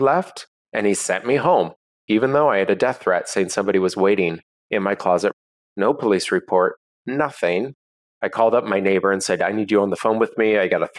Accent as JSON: {"language": "English", "town": "Seattle", "region": "Washington", "country": "United States", "tie": "born or raised there", "said": "I'm in my hometown of Seattle"}